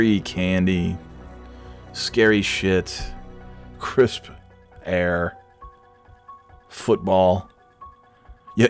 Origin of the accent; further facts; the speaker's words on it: New York, United States; moved away; when I was a youngster growing up in New York